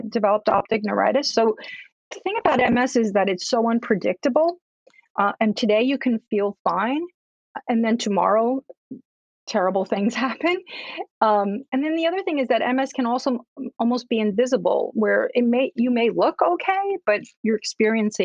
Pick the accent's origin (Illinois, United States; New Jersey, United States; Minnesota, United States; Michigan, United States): New Jersey, United States; Newark; also born or lived in Cuba; I'm an immigrant to this country. I grew up in Newark, New Jersey